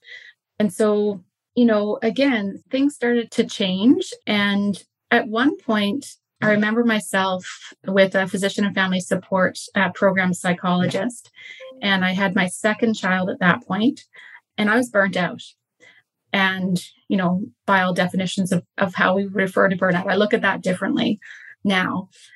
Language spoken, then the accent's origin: English; St. John's, Newfoundland and Labrador, Canada; moved away as an adult; also born or lived in Calgary, Canada; now in Nanaimo, Canada; I grew up in Newfoundland. I'm from there originally.